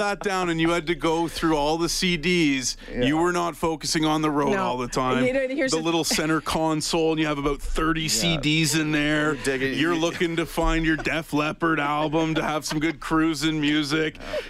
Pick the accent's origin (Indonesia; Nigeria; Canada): Canada; Ottawa, Ontario; I grew up with them in Ottawa